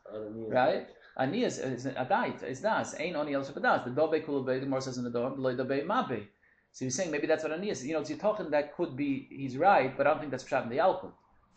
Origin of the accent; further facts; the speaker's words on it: Toronto, Ontario, Canada; from Toronto.